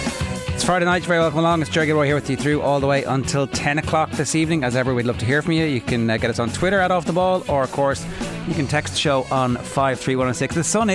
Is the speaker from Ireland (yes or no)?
yes; Ireland; because we're Irish.